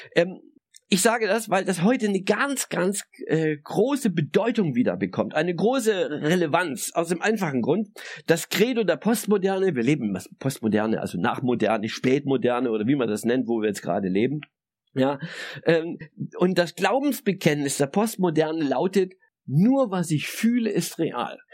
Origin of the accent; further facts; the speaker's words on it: Saxony, Germany; christlich sozialisiert als Sachse in der DDR